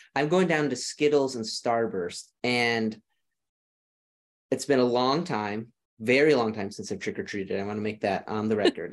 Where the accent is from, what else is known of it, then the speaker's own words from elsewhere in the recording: Rochester, Minnesota, United States; accent: Minnesota; moved away; I'm from Rochester, Minnesota, which is in southeastern Minnesota